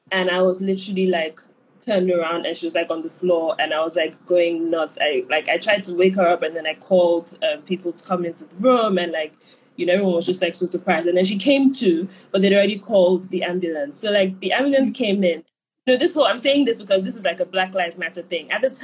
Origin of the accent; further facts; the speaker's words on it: New York, United States; And being a New Yorker.